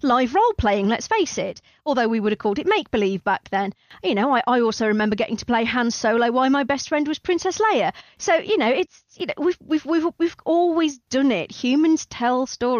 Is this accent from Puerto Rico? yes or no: no; East Midlands, United Kingdom; moved away as an adult; also born or lived in Newcastle upon Tyne; I grew up in the East Midlands in a mining village, at the time the largest village in England.